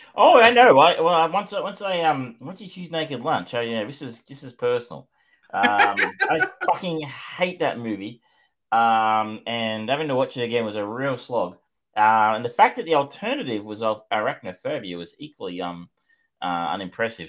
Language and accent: English; Australia; as an Australian